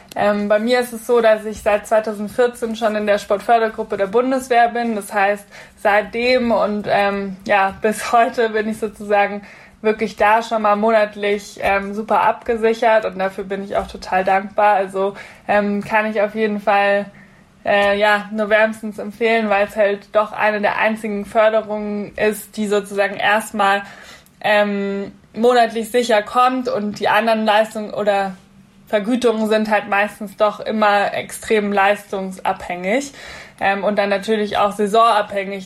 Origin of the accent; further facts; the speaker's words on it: Munich, Bavaria, Germany; ich komme ja auch gebürtig aus München